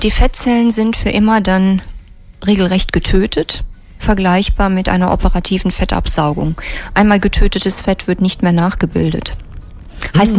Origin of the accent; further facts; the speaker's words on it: near Trier, Rhineland-Palatinate, Germany; moved away as an adult; also born or lived in Mainz / Fulda / Rhein-Main area; ich bin aufgewachsen in der Nähe von Trier